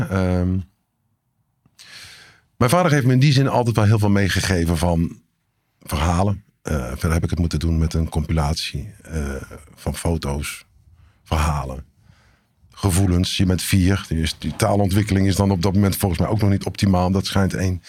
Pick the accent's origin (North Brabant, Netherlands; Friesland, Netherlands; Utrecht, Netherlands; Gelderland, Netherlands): North Brabant, Netherlands; Eindhoven; born there